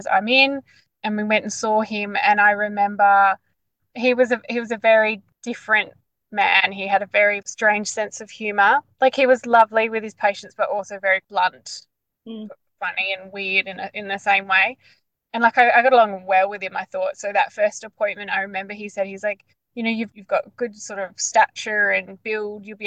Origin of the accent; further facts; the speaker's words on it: Perth, Western Australia, Australia; moved away as an adult; now in Bunbury, Australia; in the southwest of Perth, so in a, a town called Bunbury. We've only, we only just moved to Bunbury, but yeah, we're originally from Perth.